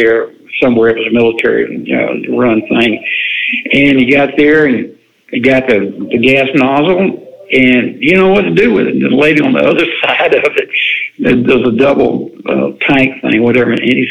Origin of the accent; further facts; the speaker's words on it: the South, United States; I grew up in the South. Anything that's fried, I like it